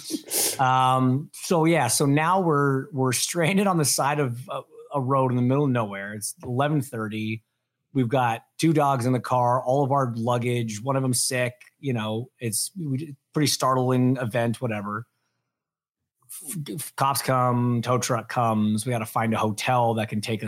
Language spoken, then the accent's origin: English; Canada; we're recording on what we call Boxing Day up in Canada